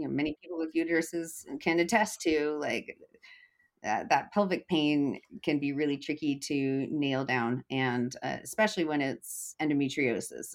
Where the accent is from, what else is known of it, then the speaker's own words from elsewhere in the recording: Eugene, Oregon, United States; moving back to my hometown of Eugene, Oregon.